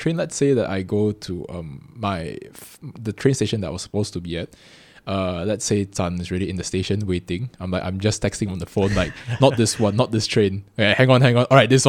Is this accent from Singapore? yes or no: yes; Singapore; born there; I was born in Singapore, mm-hmm.